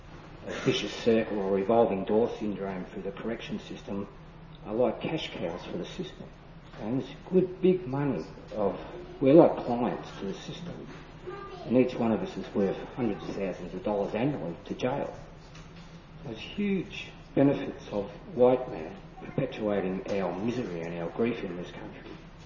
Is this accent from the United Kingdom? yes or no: no; Australia